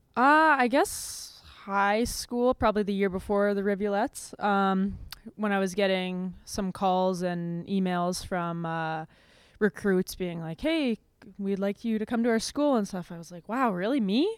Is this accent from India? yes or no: no; Winnipeg, Manitoba, Canada; moved away as an adult; I grew up in this little tiny r-, rink in, uh, Oak Bank, Manitoba.